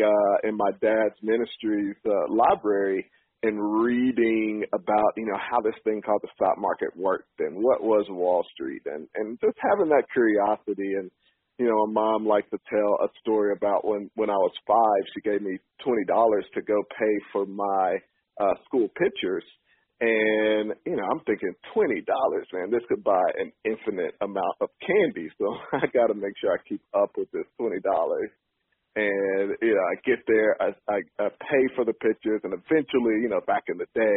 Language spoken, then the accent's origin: English; Chattanooga, Tennessee, United States; moved away as an adult; also born or lived in New York; I am originally from Chattanooga, Tennessee. I grew up there